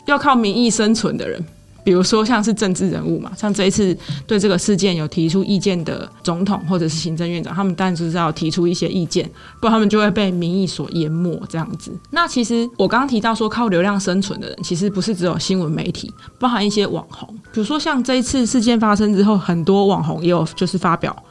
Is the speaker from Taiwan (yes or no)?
yes; Taiwan; 我们台湾人最常用的Line